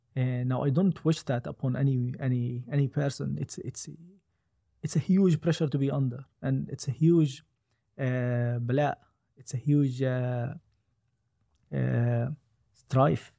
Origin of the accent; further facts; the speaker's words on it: Gaza Strip, Palestine; I'm from Gaza.